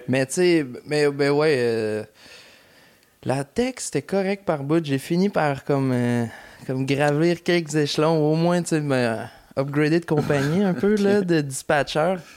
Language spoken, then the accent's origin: French; Lévis, Quebec, Canada; je viens du lieu Lévis